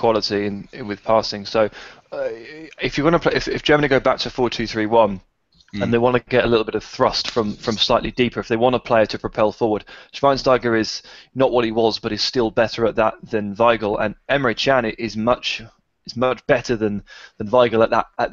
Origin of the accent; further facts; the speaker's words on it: England, United Kingdom; as an Englishman